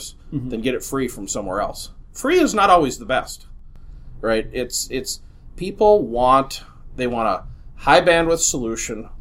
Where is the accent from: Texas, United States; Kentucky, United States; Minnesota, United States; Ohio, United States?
Minnesota, United States; Minneapolis; I grew up in Minneapolis.